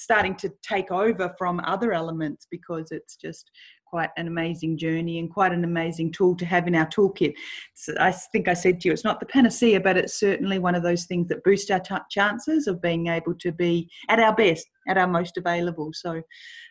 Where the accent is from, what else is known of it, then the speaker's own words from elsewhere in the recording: Melbourne, Victoria, Australia; I grew up in Melbourne in Australia